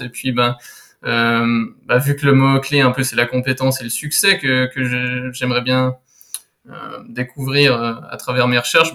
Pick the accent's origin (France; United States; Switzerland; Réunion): Switzerland; je suis suisse